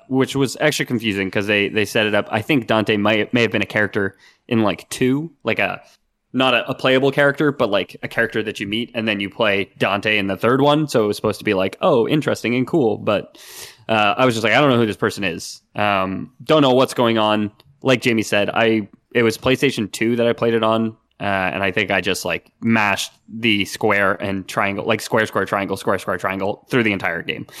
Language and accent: English; Canada; we're, we're Canadian